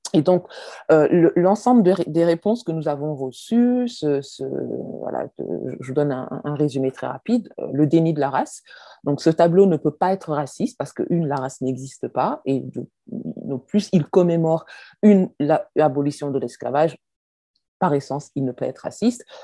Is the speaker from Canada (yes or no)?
no; France; je suis française, chercheur. Je viens d'un pays, la France